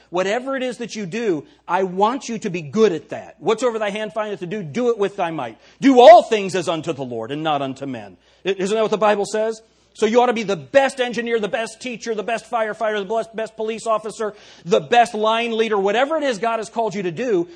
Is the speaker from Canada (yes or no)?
no; United States; I am very proud to be an American